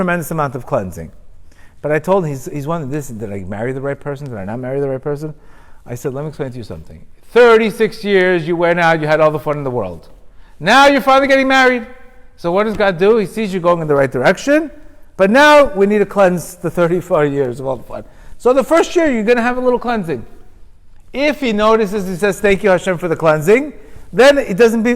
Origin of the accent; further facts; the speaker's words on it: Miami Beach, Florida, United States; I grew up with him in Miami Beach